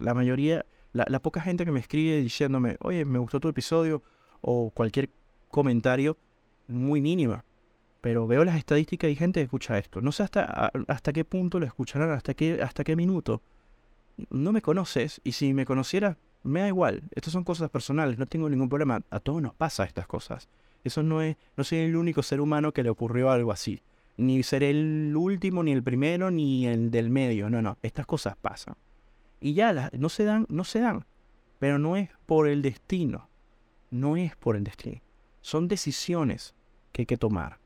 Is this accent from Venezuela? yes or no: yes; Venezuela; moved away as an adult; Yo soy venezolano